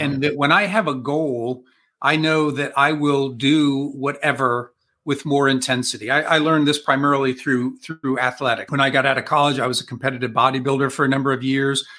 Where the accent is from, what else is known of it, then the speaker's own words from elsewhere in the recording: Columbus, Ohio, United States; I am from Columbus, Ohio.